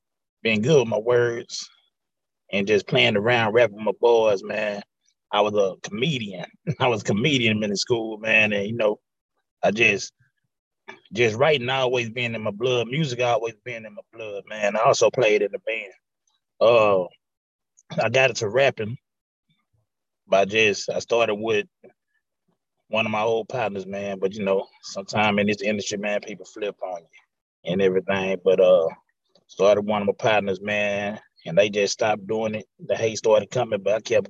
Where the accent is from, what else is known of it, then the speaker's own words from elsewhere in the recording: Houston, Texas, United States; I'm born and raised in Houston